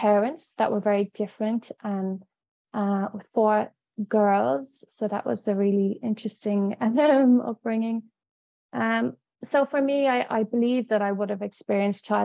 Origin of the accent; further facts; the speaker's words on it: Dublin, Leinster, Ireland; I grew up in Dublin in the 80s.